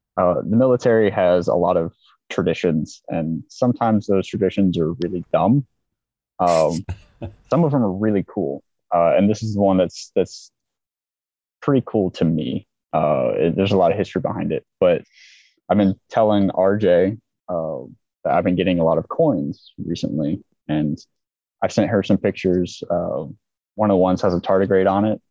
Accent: Olympia, Washington, United States; moved away as an adult; now in Kuwait; I grew up in Olympia

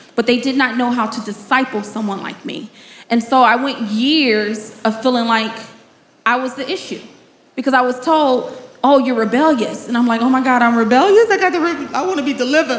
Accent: Chicago, Illinois, United States; I am born and raised in Chicago

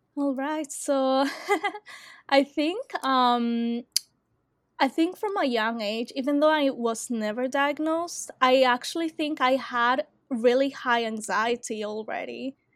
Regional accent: Australia; I am from Australia

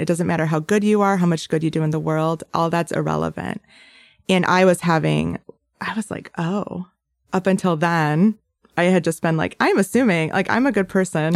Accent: Bay City, Michigan, United States; also born or lived in Metro Detroit; I grew up in Bay City, and I'm the oldest of three.

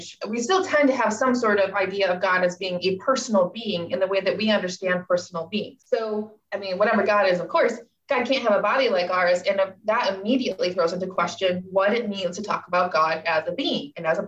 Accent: Michigan, United States; moved away as an adult; also born or lived in New Jersey / Hong Kong; now in Scotland, United Kingdom; I'm originally from Michigan.

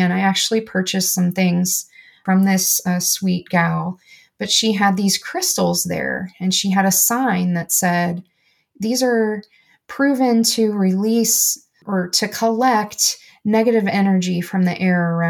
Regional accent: United States; I'm an American

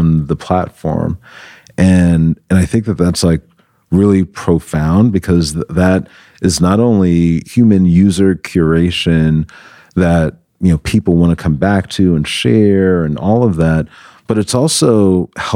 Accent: New York City, New York, United States; moved away as an adult; now in Los Angeles, United States; I'm from New York originally, from the Bronx, New York, the boogie down Bronx.

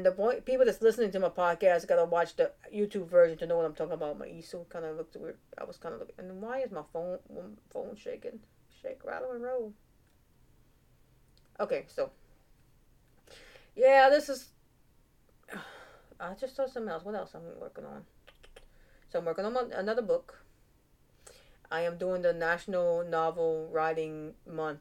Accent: United States; I'm American, born and raised

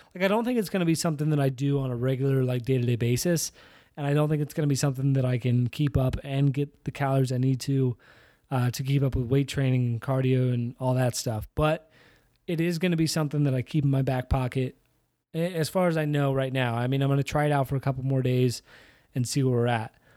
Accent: Iowa, United States; I grew up in Iowa.

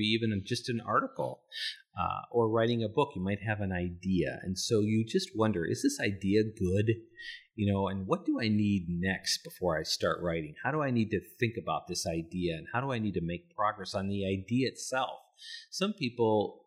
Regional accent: North Dakota, United States; I grew up in North Dakota, and so I grew up in the salt and the snow.

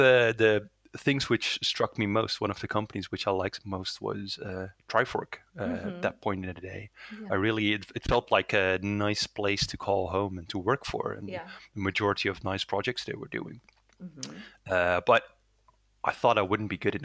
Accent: Netherlands; first language Dutch; English is a second language; I'm born and raised in the Netherlands, so my primary language is Dutch

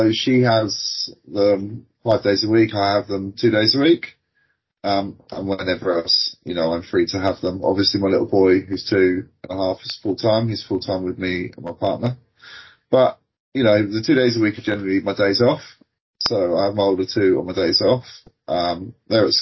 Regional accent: South Coast, South East England, United Kingdom; Born and bred on the South Coast

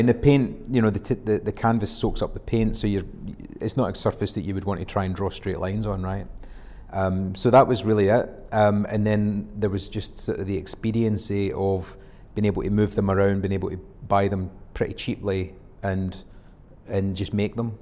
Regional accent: Scotland, United Kingdom; being Scottish

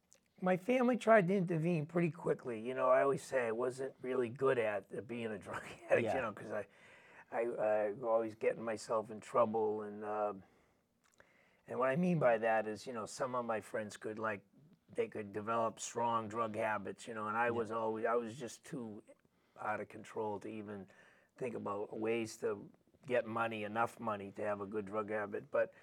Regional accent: Boston, Massachusetts, United States; I grew up in Hyde Park, and at that time there wasn't a lot of drugs in the community, believe it or not.

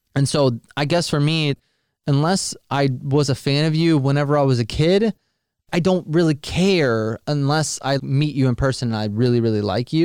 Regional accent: near Jacksonville, Florida, United States; I was born and raised near Jacksonville

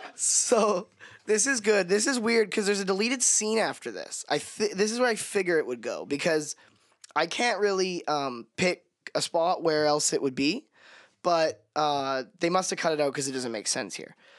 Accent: Canada; as a Canadian

